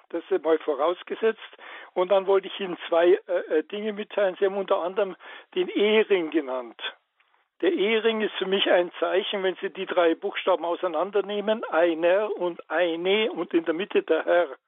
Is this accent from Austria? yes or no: no; Ukraine; Ich bin, ich komme aus der Ukraine und ich bin orthodox.